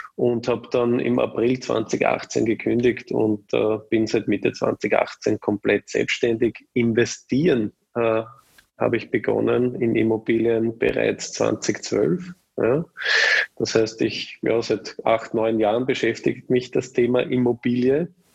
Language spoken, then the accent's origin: German; Vienna, Austria; bin auch ein echter Wiener